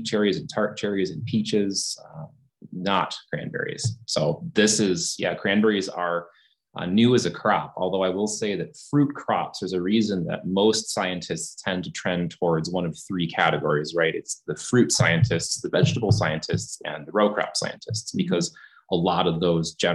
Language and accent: English; Wisconsin, United States; moved away as an adult; also born or lived in Michigan; my home state of Wisconsin, the cranberry industry, Ocean Spray, the co-op kind of lured me back home. my wife and I are both Wisconsinites